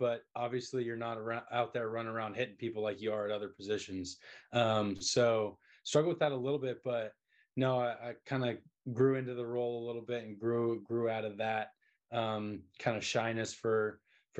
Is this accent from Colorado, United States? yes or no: yes; Colorado, United States; I'm actually from Colorado.